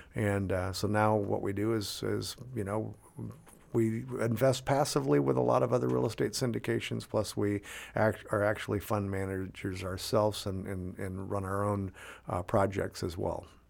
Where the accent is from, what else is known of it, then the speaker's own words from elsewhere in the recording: Tri-Cities, Washington, United States; born and raised in the Tri-Cities.